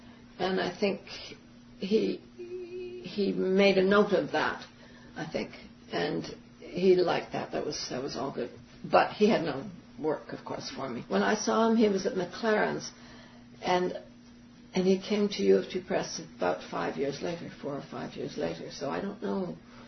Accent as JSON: {"language": "English", "region": "New York", "country": "United States", "said": "They just saw me, and I was somebody who understood production, and I was from New York, and I talked a good talk."}